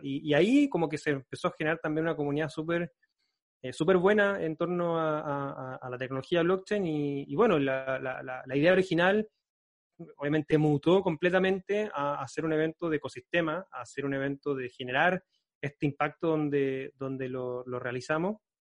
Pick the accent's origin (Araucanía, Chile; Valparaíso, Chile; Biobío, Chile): Biobío, Chile; Concepción; yo soy de Concepción, queda como a 5 o 6 horas de viaje en, en, en, auto.